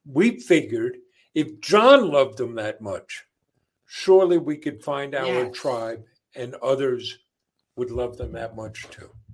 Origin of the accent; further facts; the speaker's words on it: Long Island, New York, United States; also born or lived in Queens, New York; I grew up in uh, a devout Catholic family on Long Island. I was born in Queens, New York, but uh, when I was a year old, they moved out to Long Island